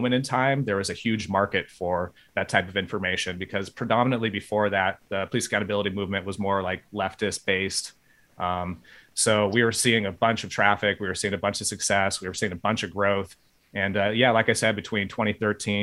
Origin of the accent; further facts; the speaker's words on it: Bay Area, California, United States; I grew up in the Bay Area of California